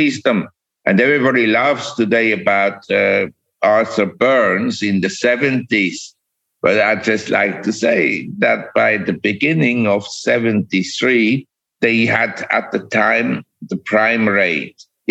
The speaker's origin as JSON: {"language": "English", "country": "Switzerland", "tie": "born or raised there", "also_born_or_lived": "Geneva, Switzerland / Zurich, Switzerland / New York, United States", "moved": "as an adult", "said": "I was born in Switzerland and I grew up in Geneva and Zurich"}